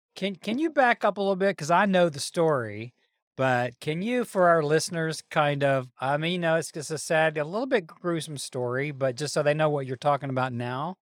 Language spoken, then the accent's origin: English; the South, United States; I'm Southern to the core